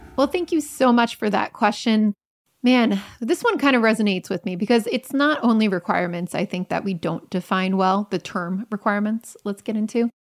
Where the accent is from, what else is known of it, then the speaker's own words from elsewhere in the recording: Germany; now in Hamburg, Germany; I'm A from Germany and B from a usability engineering background